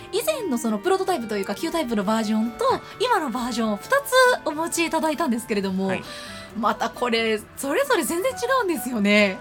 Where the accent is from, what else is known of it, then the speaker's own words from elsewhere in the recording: Nara, Japan; moved away; 私も大学までは奈良の、はいはい、関西の方におりまして